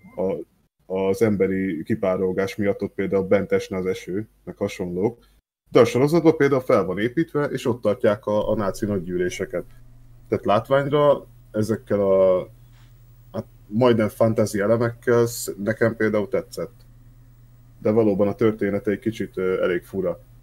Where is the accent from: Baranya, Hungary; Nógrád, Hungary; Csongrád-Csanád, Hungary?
Csongrád-Csanád, Hungary; Szeged; accent: ö-ző (Szeged); szegediek vagyunk, mert nem nagyon őzünk így a családba, de hát azért párszor kijön